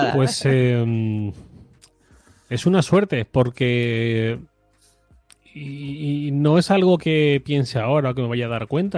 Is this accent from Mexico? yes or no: no; Torrent, Valencian Community, Spain; moved away as an adult; also born or lived in Madrid; yo soy de Valencia. Yo soy de Torrent, que es una ciudad que está muy cerquita de Valencia. Eh, viví aquí hasta los 22 años. Me fui a Madrid